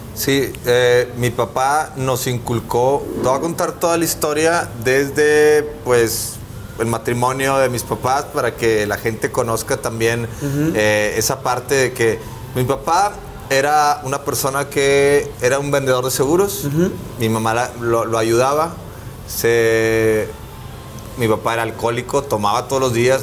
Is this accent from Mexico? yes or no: yes; Monterrey, Nuevo León, Mexico; also born or lived in Mexico City; yo salí del Big Brother, otro regio, mamadillo, este, igual que el pato, güerillo